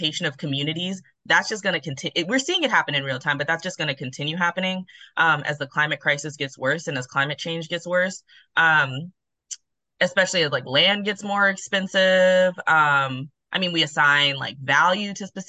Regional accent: Denver, Colorado, United States; I grew up in Denver, Colorado, my entire life

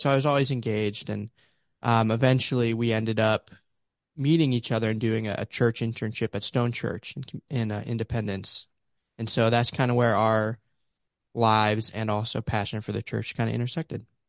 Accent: Pittsburgh, Pennsylvania, United States; also born or lived in Ames, Iowa / Lamoni, Iowa; now in Houston, United States; originally from Pittsburgh, Pennsylvania

